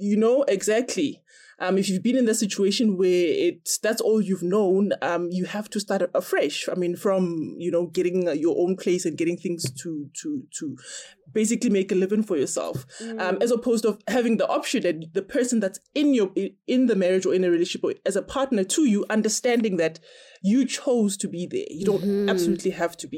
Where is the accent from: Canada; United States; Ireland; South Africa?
South Africa